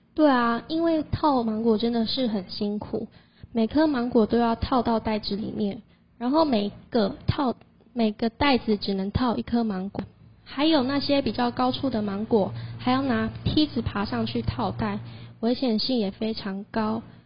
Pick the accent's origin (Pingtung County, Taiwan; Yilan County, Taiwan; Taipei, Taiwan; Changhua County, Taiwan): Pingtung County, Taiwan; Fangliao; 我可是屏东方疗土生土长的在地人呢